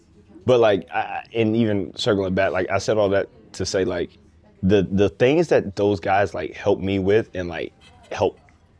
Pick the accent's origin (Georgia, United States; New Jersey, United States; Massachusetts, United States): Georgia, United States; Atlanta; I grew up in Atlanta, the largest tennis market in the country.